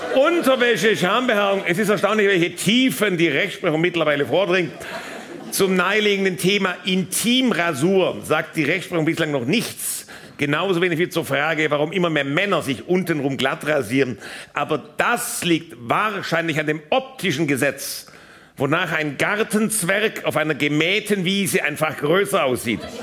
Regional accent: Baden-Württemberg, Germany; in meiner Heimat beim Finanzgericht Baden-Württemberg.

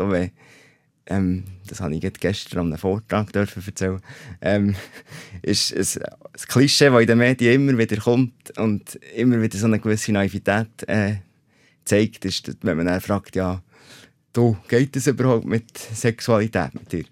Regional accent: Oberburg, Bern, Switzerland; dann habe ich dann in die öffentliche Schule gewechselt in Oberburg, wo ich aufgewachsen bin

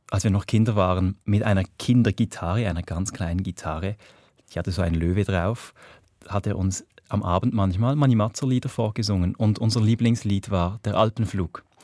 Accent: Reigoldswil, Basel-Landschaft, Switzerland; Ich bin in Reigoldswil aufgewachsen, im Dorf, im Baselbiet, im Feufeliebertal, hinten, ganz hinten, dort, wo es die, die schöne Gondelbahn gibt.

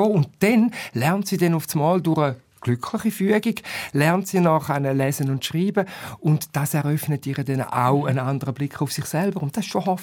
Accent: Switzerland; born there; Also wir sind in der Schweiz geboren, du Katja, bist in Deutschland geboren da ist vieles schon mal sehr gut.

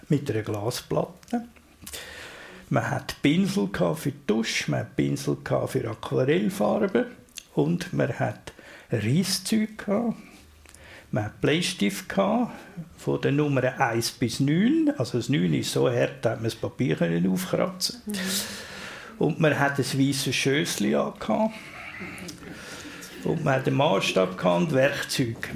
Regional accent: Zurich, Switzerland; ich habe in Hönk gelebt, habe in Hönk die Schule gemacht und habe nachher eine Lehre gefunden als Grafiker an der Bahnhofstraße.

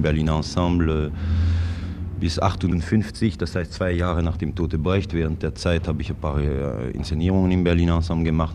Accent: Yverdon, Vaud, Switzerland; moved away; also born or lived in Zurich; Ich bin äh, gebürtiger Wattländer. Ich, bin in Yverdon geboren, in der, äh, in der französischen Schweiz

